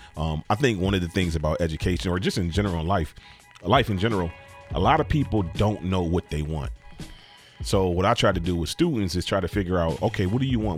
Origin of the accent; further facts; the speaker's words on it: United States; I grew up in Cold Spring.